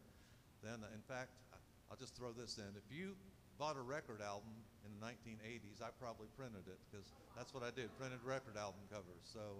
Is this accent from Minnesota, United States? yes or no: no; Indiana, United States; We're from Indiana. We all live in the same area now, within 2 miles of each other.